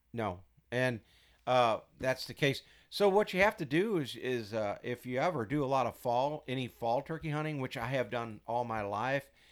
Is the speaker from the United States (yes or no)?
yes; Missouri, United States; moved away as an adult; also born or lived in St. Louis; now in Iowa, United States; I'm from Missouri.